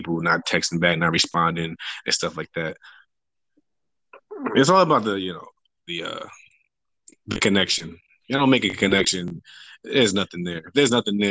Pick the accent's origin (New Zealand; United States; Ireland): United States; New Jersey; moved away; also born or lived in Virginia; I'm originally from Jersey